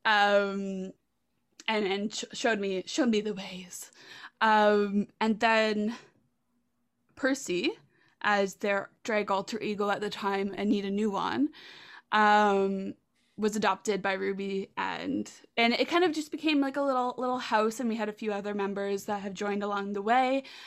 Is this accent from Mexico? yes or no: no; Prince Edward Island, Canada; also born or lived in Hamilton, Ontario; moved to P E I.